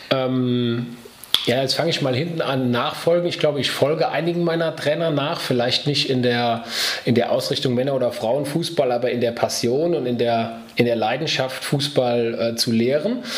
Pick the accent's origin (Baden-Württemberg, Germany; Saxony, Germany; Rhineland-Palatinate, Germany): Rhineland-Palatinate, Germany; Andernach; Ja, ich stamme aus dem Stadtteil von Andernach, aus Namedi.